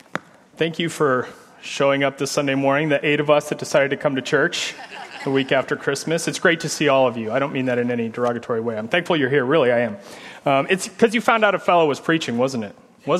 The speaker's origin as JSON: {"language": "English", "town": "Omaha", "region": "Nebraska", "country": "United States", "tie": "born or raised there", "also_born_or_lived": "Illinois", "moved": "as an adult", "lives_now": "Leawood, Kansas, United States", "said": "I'm from Omaha, Nebraska. And so, grew up and was raised in Omaha. My parents were divorced when I was young, so I lived most of my life with my mom and with my brother, and then kind of, you know, grew up in the church"}